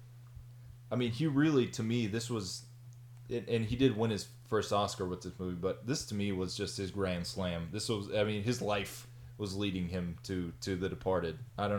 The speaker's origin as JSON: {"language": "English", "region": "Texas", "country": "United States", "said": "Like, I'm from Texas, and I never spent a lot of time on the East Coast growing up."}